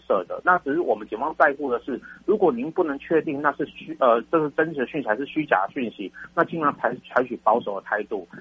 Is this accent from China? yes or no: no; Taiwan; 我们台湾人， 台湾的国民